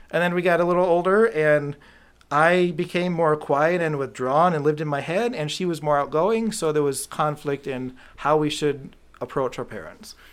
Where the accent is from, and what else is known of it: Clarkston, Michigan, United States; born or raised there; also born or lived in Rochester, Michigan / Canton, Michigan